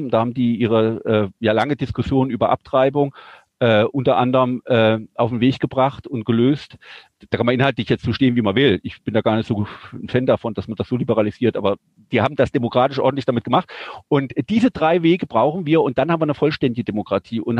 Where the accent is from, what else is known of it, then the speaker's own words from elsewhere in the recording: Germany; born there; Ich bin nicht in der Schweiz geboren, bin in Deutschland geboren, aber Auslandsschweizer.